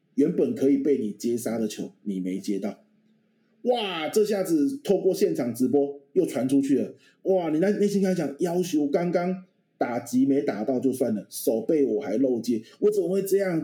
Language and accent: Chinese; Pingtung County, Taiwan; moved away; 我们嗯老家在屏东嘛，晚上很多蚊子的乡下地方